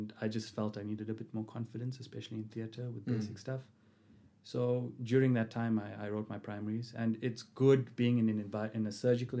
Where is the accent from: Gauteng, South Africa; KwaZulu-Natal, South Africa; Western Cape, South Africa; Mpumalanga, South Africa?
KwaZulu-Natal, South Africa; Durban; moved away as an adult; also born or lived in Kimberley; now in Johannesburg, South Africa; I grew up in Durban, and this was the first time I'd left home.